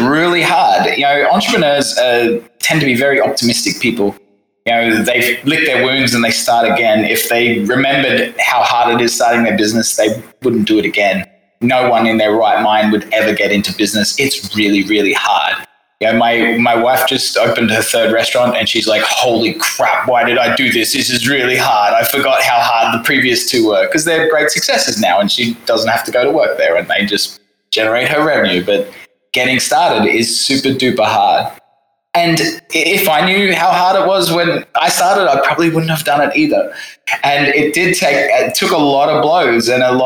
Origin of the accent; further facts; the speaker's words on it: Australia; moved away as an adult; also born or lived in London, United Kingdom; now in Saigon, Vietnam; I'm from the little island home of Australia.